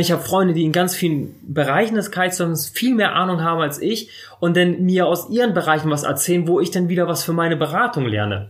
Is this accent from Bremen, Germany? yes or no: yes; Bremerhaven, Bremen, Germany; moved away as an adult; also ich bin mit zwei Jahren nach Deutschland gekommen und dann direkt nach Bremerhaven. In Bremerhaven aufgewachsen